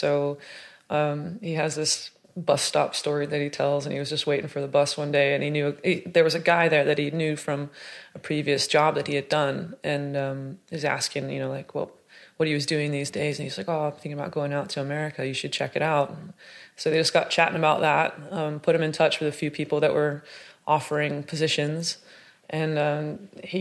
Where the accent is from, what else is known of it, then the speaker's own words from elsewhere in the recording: Chino Hills, California, United States; accent: Southern Californian; moved away as an adult; also born or lived in Santa Monica, United States; now in Manchester, United Kingdom; I grew up in a town called Chino Hills, but I was born in Santa Monica.